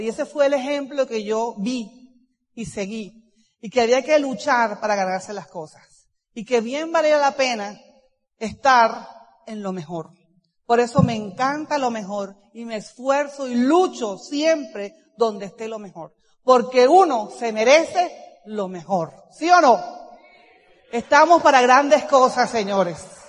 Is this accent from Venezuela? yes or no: no; Cartagena, Bolívar, Colombia; yo nací en Cartagena, soy hija única de familia católica